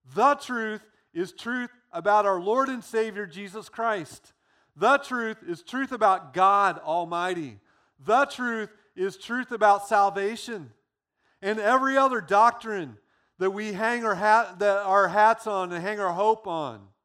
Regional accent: United States; being American

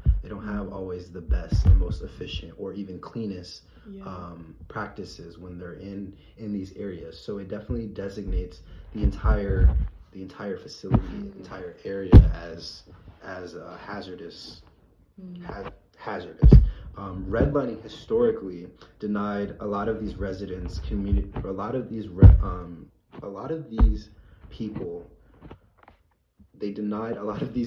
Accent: Tampa, Florida, United States; I'm from Tampa

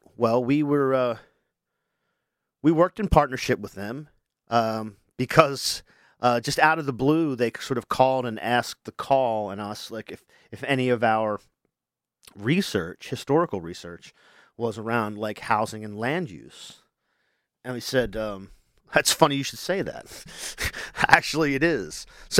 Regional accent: Wilmington, Delaware, United States; I was born in 1974 in Wilmington General Hospital, right over, you know, near Judy Johnson Park, if people know where that is. That's where the hospital was. And so I'm a Wilmington guy.

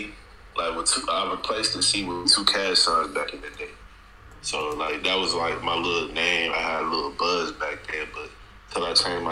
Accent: DeSoto, Texas, United States; I'm from Dallas, Texas

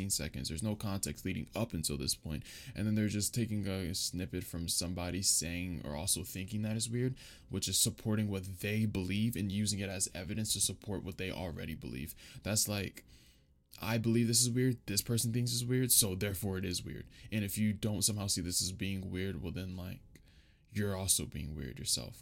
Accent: United States; I'm from America

